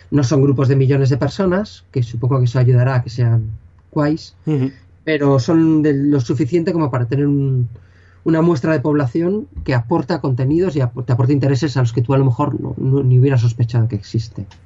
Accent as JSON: {"language": "Spanish", "region": "Galicia", "country": "Spain", "accent": "Galician", "said": "Yo soy gallego"}